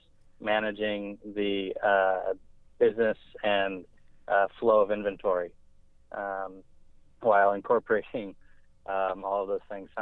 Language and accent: English; Bakersfield, California, United States; also born or lived in San Diego, California; I grew up in Bakersfield, California, about 2 hours north